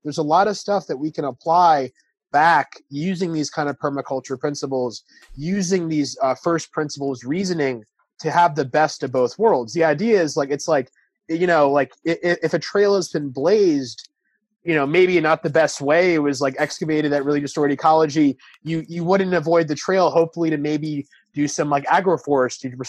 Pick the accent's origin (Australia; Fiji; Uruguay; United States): United States; New York City, New York; I'm from New York City.